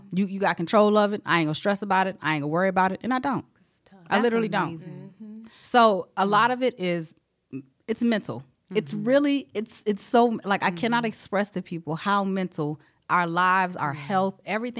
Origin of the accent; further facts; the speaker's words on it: South Carolina, United States; I'm from South Carolina.